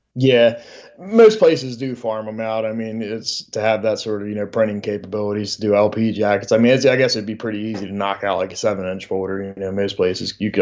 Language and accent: English; Delaware, United States; I'm from Delaware